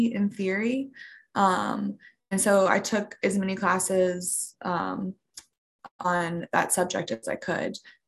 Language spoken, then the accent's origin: English; Outer Banks, Eastern North Carolina, United States; I'm from the Outer Banks, Eastern North Carolina